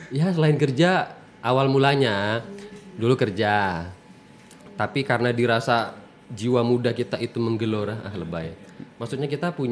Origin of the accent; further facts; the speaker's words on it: Palembang, South Sumatra, Indonesia; born there; now in Bengkulu, Indonesia; Lahir di Palembang 30 17 tahun apa 30 tahun yang lalu ya?